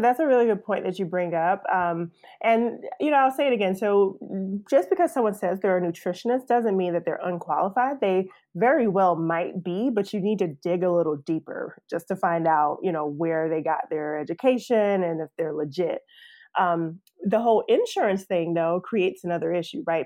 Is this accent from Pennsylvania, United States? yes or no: no; South Carolina, United States; moved away as an adult; also born or lived in Atlanta; I'm, I'm from South Carolina, but came down to Atlanta to go to Georgia Tech